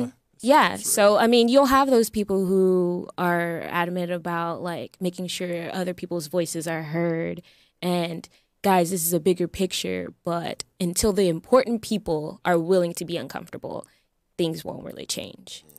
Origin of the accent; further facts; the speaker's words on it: Texas, United States; also born or lived in California; now in Los Angeles, United States; I was born in California, so you know, but we lived in Texas